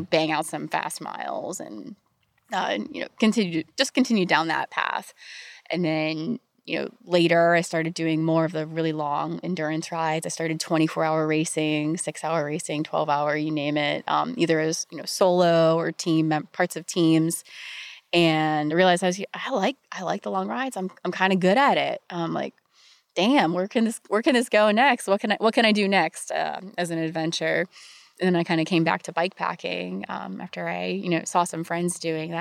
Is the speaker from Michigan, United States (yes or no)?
no; Pittsburgh, Pennsylvania, United States; I grew up in Pittsburgh, Pennsylvania.